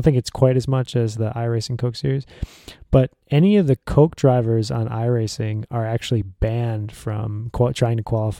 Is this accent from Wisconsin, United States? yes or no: yes; Elkhart Lake, Wisconsin, United States; my hometown of Elkhart Lake, Wisconsin.